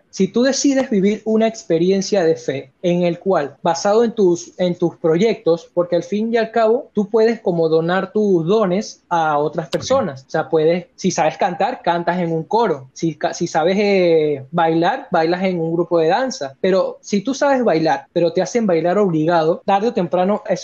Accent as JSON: {"language": "Spanish", "country": "Venezuela"}